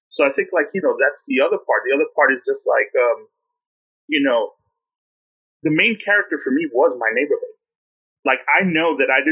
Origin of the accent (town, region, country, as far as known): New York City, New York, United States; born or raised there